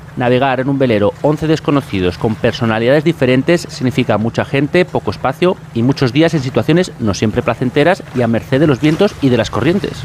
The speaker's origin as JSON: {"language": "Spanish", "town": "Valencia", "region": "Valencian Community", "country": "Spain", "said": "soy vecino de Valencia"}